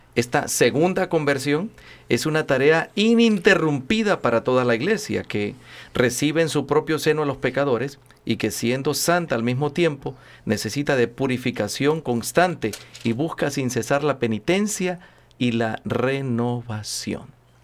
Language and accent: Spanish; Honduras; Soy el único catracho aquí entrometido